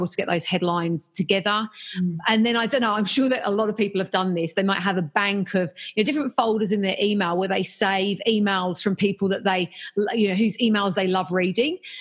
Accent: England, United Kingdom; I'm English

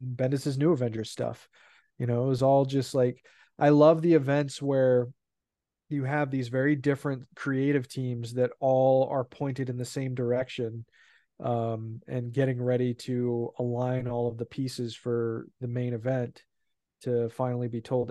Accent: California, United States; I was born in California

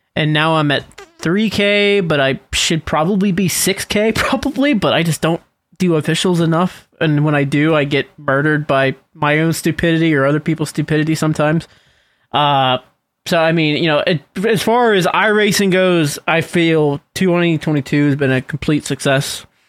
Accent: Western Pennsylvania, United States; also born or lived in Latrobe, Pennsylvania; I'm from Western Pennsylvania

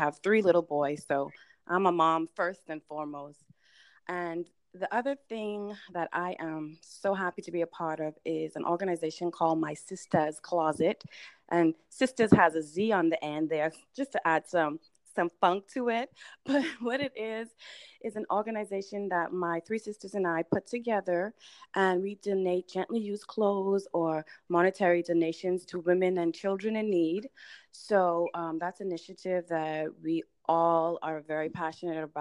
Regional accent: Bahamas; now in United States; if you hear a little bit of an accent, that's because I hail from the Bahamas. That's my place of birth. I came to the U.S. in 2001

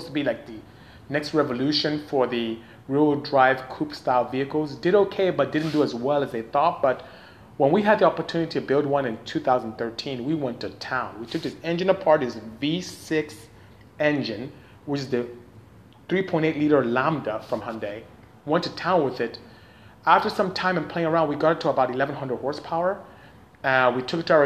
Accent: Nigeria; moved away as an adult; I am from Nigeria, West Africa. Came here to go to school and ended up staying

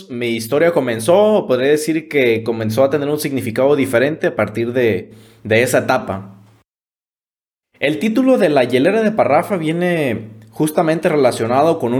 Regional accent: Ixtlán del Río, Nayarit, Mexico; el primero que inició en el municipio de Islán del Río, de donde soy originario, y el segundo en la capital del estado, en Tepic Nayarit.

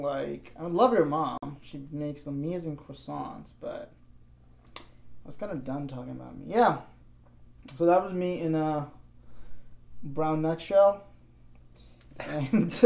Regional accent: India; moved away as an adult; now in Vancouver, Canada; I was born in India, actually. I was born in a town

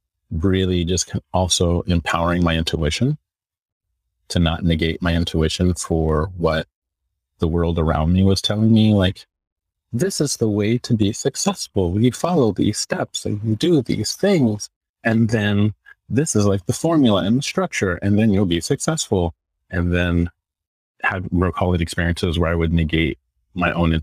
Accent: Northern California, United States; moved away as an adult; also born or lived in New York City; I'm from NorCal

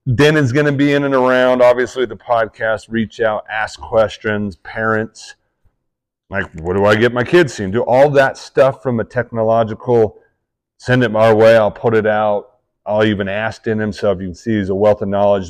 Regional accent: Utah, United States

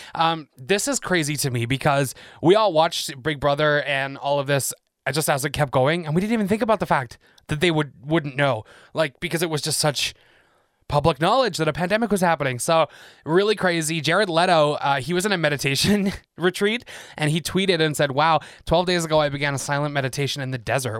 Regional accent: England, United Kingdom; moved away as an adult; I'm from England, born and raised there, moved here twelve years ago

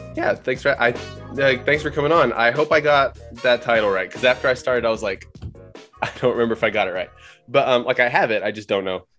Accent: Oklahoma, United States; I'm from Oklahoma.

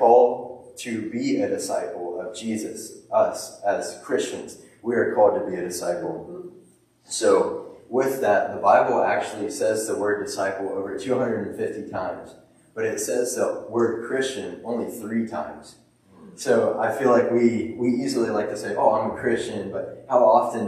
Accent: Dayton, Ohio, United States; I'm from Dayton, Ohio

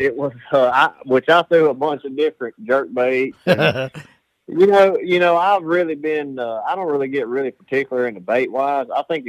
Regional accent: Alabama, United States; I grew up on the Coosa River right here

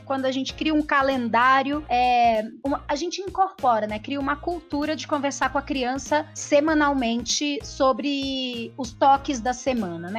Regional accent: Espírito Santo, Brazil; also born or lived in Grajaú, São Paulo; now in São Paulo, Brazil; morei durante muito, muito tempo da minha vida no Grajaú e agora agora eu moro na região do Jardim Primavera, que fica na beiradinha, na divisa entre Grajaú e Cidade Dutra, e nasci no Espírito Santo, sou capixaba

